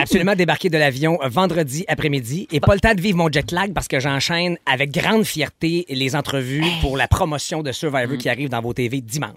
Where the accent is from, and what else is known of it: Quebec, Canada